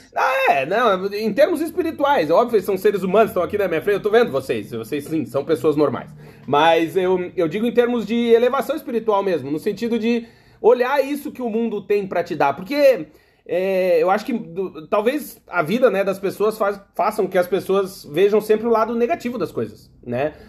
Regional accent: Rio Grande do Sul, Brazil; moved away; also born or lived in Blumenau; Eu sou gaúcho

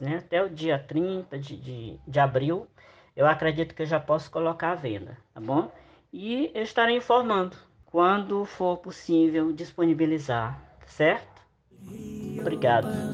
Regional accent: Maranhão, Brazil; eu sou nordestino, sou do Maranhão

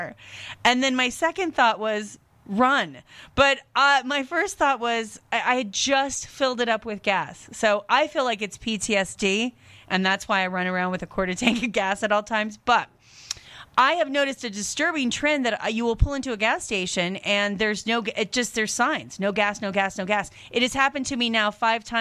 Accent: Seattle, Washington, United States; moved away as an adult; now in Las Vegas, United States; I grew up in Washington

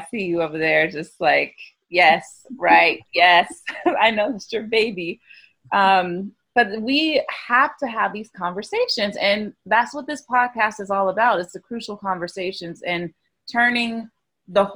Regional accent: the South, United States; growing up in the South

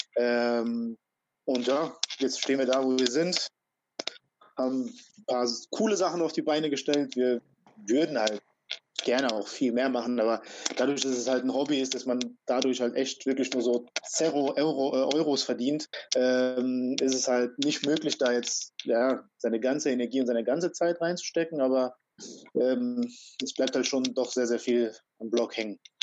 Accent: Frankfurt, Hesse, Germany; also born or lived in Croatia; Ich bin in Frankfurt halt groß geworden

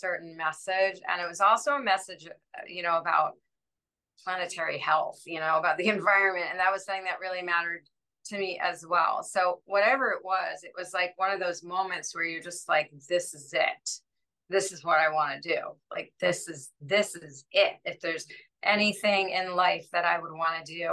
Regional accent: Washington, District of Columbia, United States; I grew up in Washington, D.C.

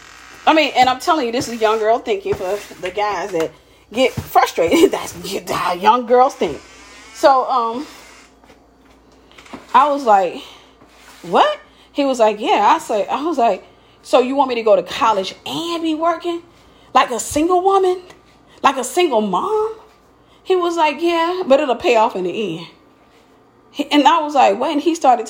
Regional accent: Mississippi, United States; I was from Mississippi.

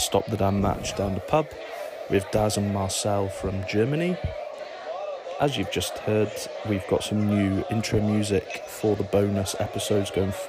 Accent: Shrewsbury, West Midlands, United Kingdom; a band from Shrewsbury in England, my hometown.

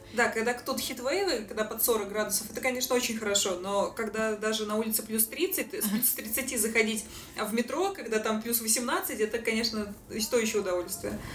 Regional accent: Saint Petersburg, Russia; moved away as an adult; now in Sydney, Australia; Я из Санкт-Петербурга, из России

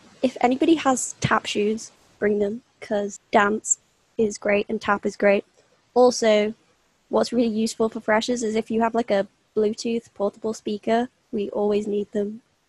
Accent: Manchester, North West England, United Kingdom; I'm a third year student studying education and English. And I'm from Manchester.

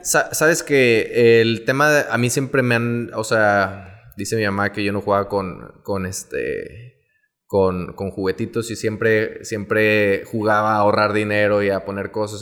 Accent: Veracruz, Mexico; moved away as an adult; now in Monterrey, Mexico; soy originario de Veracruz. Eh, yo llegué a Monterrey aproximadamente en el 2008

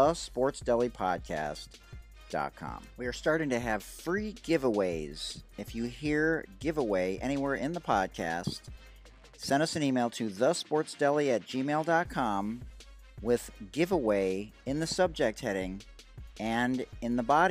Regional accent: Detroit, Michigan, United States; I'm from Detroit

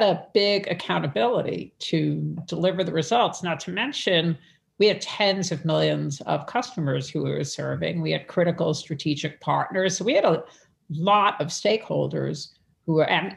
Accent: New York City, New York, United States; I'm from Brooklyn. I'm one of five kids. So I grew up in a whole different, my dad was a pharmacist

